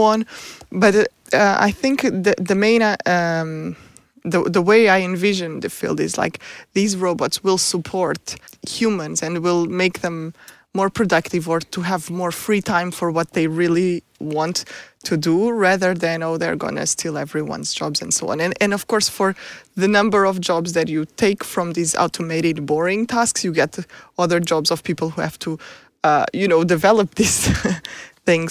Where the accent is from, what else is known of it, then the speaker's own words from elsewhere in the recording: Portugal; moved away as an adult; also born or lived in United States; now in Stockholm, Sweden; I'm from Portugal, so I did my P H D in Portugal